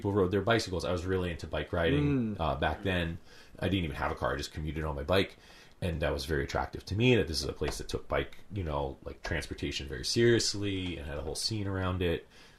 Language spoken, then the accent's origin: English; White Plains, New York, United States; moved away as an adult; also born or lived in Italy (ancestry); now in Portland, United States; I grew up in New York. Upstate? I grew up right around the New York City. Okay. White Plains.